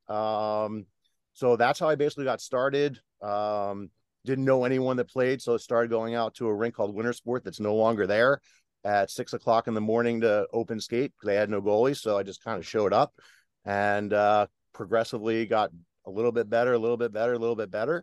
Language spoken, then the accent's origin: English; New Jersey, United States; where I grew up in South Jersey